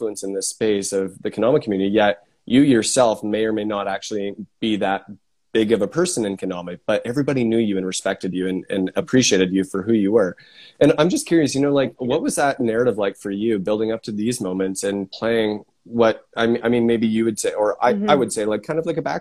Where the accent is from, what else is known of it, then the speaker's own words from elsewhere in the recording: Canada; I'm Canadian